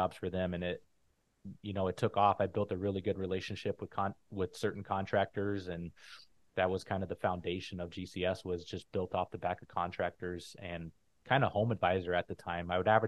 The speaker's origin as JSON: {"language": "English", "town": "Phoenix", "region": "Arizona", "country": "United States", "tie": "born or raised there", "also_born_or_lived": "San Diego", "moved": "as an adult", "said": "I grew up in Phoenix, Arizona"}